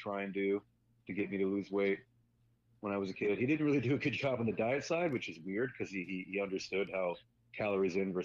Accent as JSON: {"language": "English", "town": "Phoenix", "region": "Arizona", "country": "United States", "tie": "born or raised there", "moved": "as an adult", "lives_now": "Portland, United States", "said": "Was born and raised in Phoenix, Arizona. I lived there for 21 years before I left for the Army"}